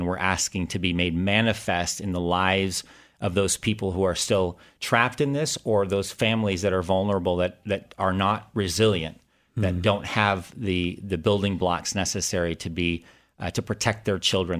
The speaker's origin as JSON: {"language": "English", "country": "Thailand", "tie": "born or raised there", "said": "I was born and raised in Thailand as the son of missionaries."}